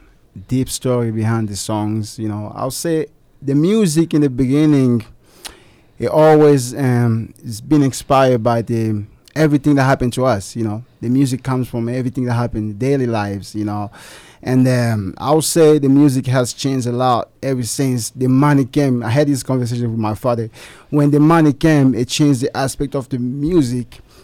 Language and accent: English; DR Congo; English is a second language; I'm from the Congo, and the Congo, we have like thousands of dialects, man.